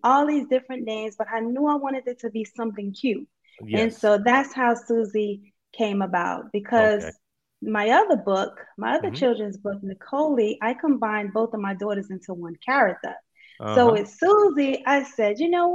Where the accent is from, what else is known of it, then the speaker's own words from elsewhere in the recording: New York City, New York, United States; I'm from Brooklyn, New York